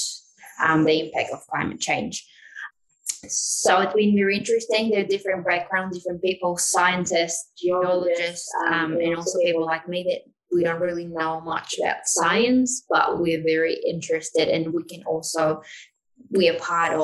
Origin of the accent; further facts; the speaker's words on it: Chile; moved away as an adult; now in New Zealand; I'm from Chile originally, but I've been in New Zealand for the last 6 years